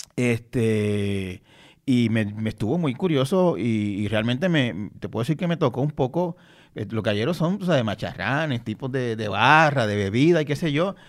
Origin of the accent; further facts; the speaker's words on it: Santa Isabel, Puerto Rico; En donde yo me crié en Santa Isabel